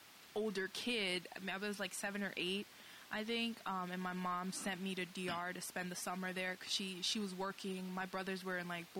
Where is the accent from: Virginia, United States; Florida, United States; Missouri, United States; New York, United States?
New York, United States; New York City; moved away; I grew up in the Lower East Side